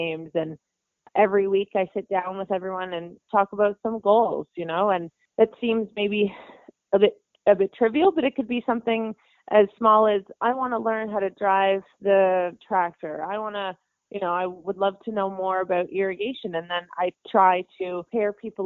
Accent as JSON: {"language": "English", "town": "Beaverton", "region": "Ontario", "country": "Canada", "tie": "born or raised there", "said": "the hometown that I grew up in Beaverton, Ontario"}